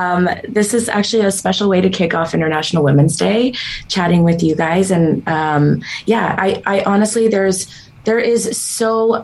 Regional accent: Ukraine; also born or lived in Israel / Canada; Ukraine, and then Israel, and then Canada.

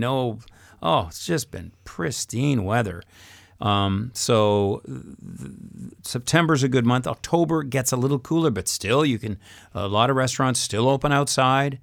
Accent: England, United Kingdom; moved away as an adult; now in France; I'm English

